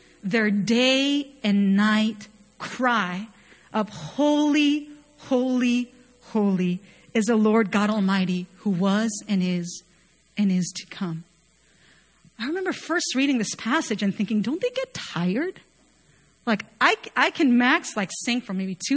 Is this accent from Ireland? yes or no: no; Chile; moved away as an adult; also born or lived in Chapel Hill, North Carolina; I was born and raised in Chile, right? I lived there all my life